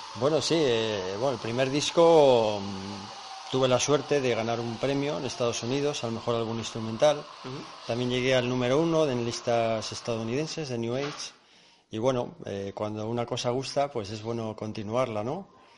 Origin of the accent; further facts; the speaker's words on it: Aguilar de Campoo, Castile and León, Spain; yo soy muy de mi tierra